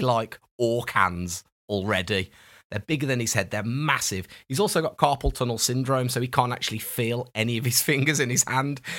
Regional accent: United Kingdom; We're so British

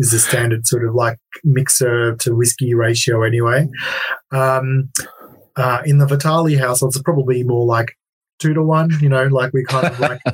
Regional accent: Melbourne, Victoria, Australia; in Melbourne, my hometown

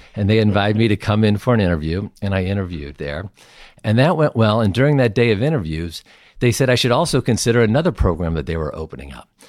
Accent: Summit, New Jersey, United States; also born or lived in St. Louis, Missouri; I grew up in Saint Louis and Summit, New Jersey

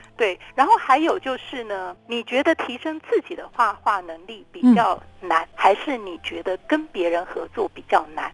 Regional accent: Taiwan; 就是因为我们都在台湾长大的

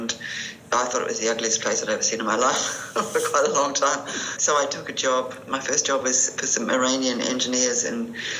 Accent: New Zealand; moved away as an adult; also born or lived in London; Being a Kiwi

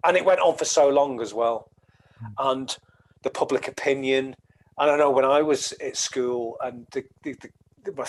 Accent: the Northwest, North West England, United Kingdom; I'm from the Northwest, a lot of Irish people there.

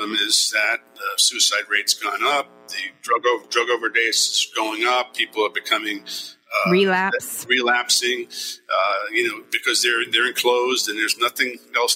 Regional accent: New Jersey, United States; born or raised there; also born or lived in New York City, New York

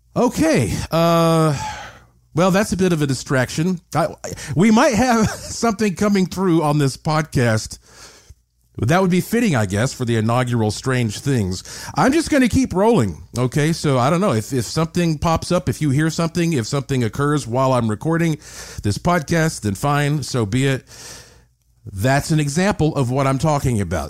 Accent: Asheville, North Carolina, United States; born or raised there

